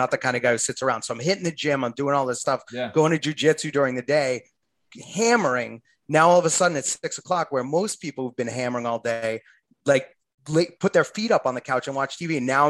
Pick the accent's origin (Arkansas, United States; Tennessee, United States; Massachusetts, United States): Massachusetts, United States; Boston; So I'm from Boston. I'm looking at it like Boston style pizza.